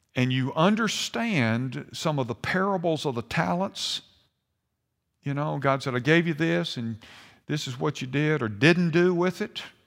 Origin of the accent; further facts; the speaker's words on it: United States; I was born an American